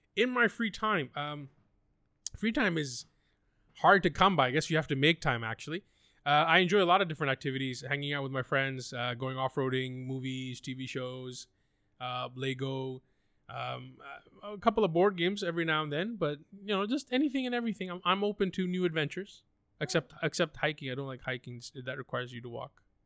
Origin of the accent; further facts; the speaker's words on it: Pakistan; I'm from Pakistan